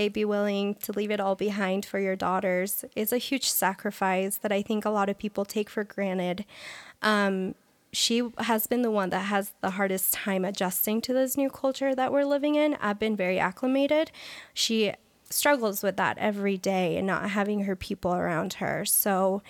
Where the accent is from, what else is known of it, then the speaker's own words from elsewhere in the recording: Colombia; now in United States; I was born in Colombia